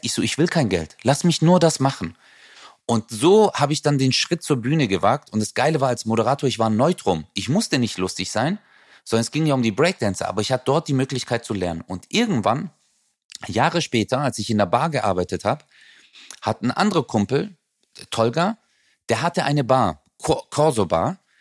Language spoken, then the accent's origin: German; Southern Germany, Germany; bei uns im Süden